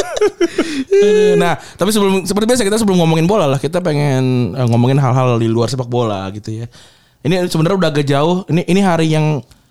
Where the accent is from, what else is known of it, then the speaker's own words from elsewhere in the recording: Bekasi, West Java, Indonesia; gue gue besar di Bekasi